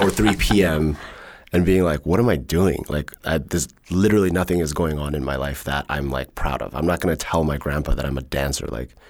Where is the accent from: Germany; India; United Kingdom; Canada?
Germany; born there; the reason I was born in Germany was because they went to university there.